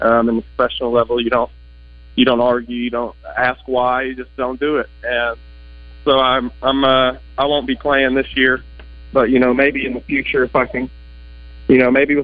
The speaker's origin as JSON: {"language": "English", "town": "Little Rock", "region": "Arkansas", "country": "United States", "tie": "born or raised there", "moved": "as an adult", "lives_now": "Fayetteville, United States", "said": "I, obviously was born and raised in Little Rock"}